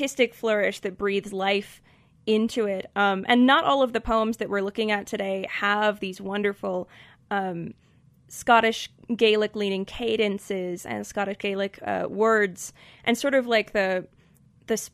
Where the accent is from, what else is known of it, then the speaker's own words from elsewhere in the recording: Colorado, United States; accent: Colorado; In an American, specifically my personal Colorado accent